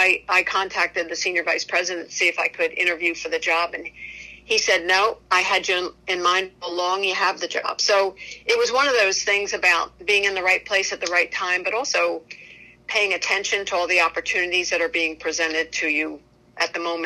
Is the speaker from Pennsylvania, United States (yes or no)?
yes; Lancaster, Pennsylvania, United States; I grew up in Lancaster, Pennsylvania, and played basketball from the time I could walk.